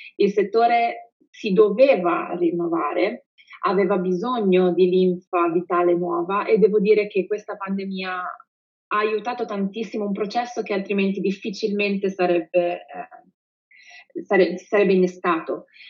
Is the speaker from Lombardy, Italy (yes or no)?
yes; Pavia, Lombardy, Italy; vengo da Pavia